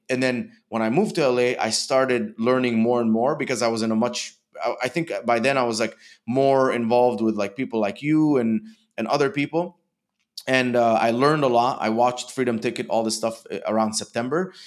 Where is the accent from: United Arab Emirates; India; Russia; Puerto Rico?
United Arab Emirates; Dubai; moved away as an adult; also born or lived in Egypt; now in United States; I was born in Egypt and grew up in Dubai.